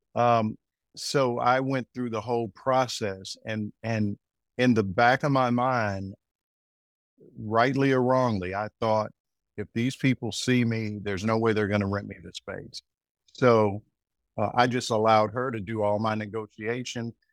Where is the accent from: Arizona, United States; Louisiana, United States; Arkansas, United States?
Arkansas, United States; moved away as an adult; also born or lived in New York; now in North Carolina, United States; I'm originally from Arkansas